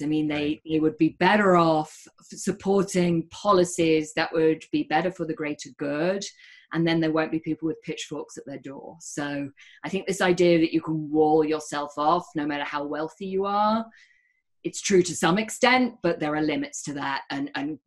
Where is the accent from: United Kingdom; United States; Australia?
United Kingdom; moved away; And I'm British.